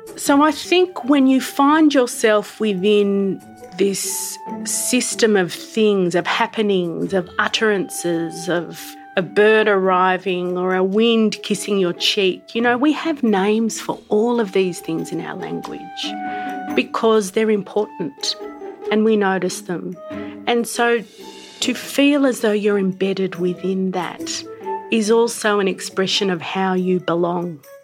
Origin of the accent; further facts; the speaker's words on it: Sydney, New South Wales, Australia; also born or lived in Yuwaalaraay Country, New South Wales; now in Canberra, Australia; I grew up in Sydney and I now live in Canberra